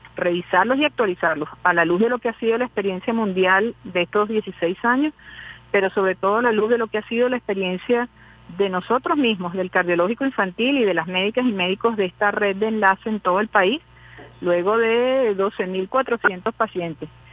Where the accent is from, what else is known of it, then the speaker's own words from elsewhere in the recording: Venezuela; como venezolanos, como venezolanas